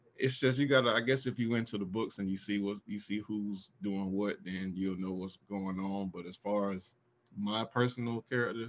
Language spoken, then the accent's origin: English; Augusta, Georgia, United States; now in Atlanta, United States; I'm originally from Augusta, Georgia, and currently live in Atlanta.